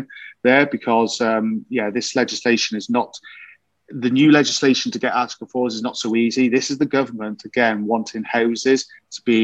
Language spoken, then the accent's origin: English; Wales, United Kingdom; I'm a Welshman.